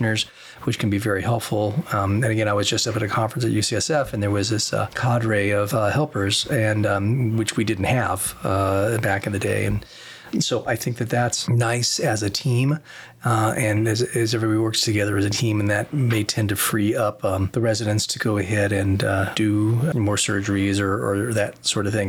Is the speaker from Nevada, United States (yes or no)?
yes; Las Vegas, Nevada, United States; I came back to my hometown because I wanted to come back to the hometown, Las Vegas